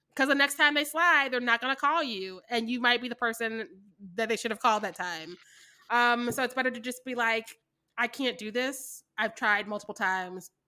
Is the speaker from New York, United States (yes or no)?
no; Missouri, United States; I'm from Missouri